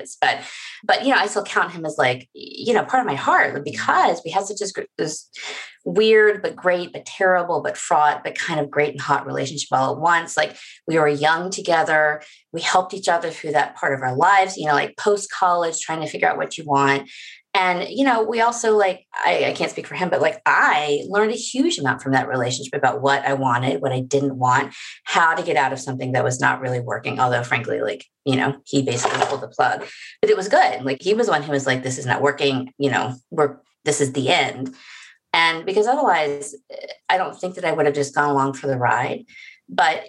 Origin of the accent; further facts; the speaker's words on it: the South, United States; I'm from the South where wedding announcements are very important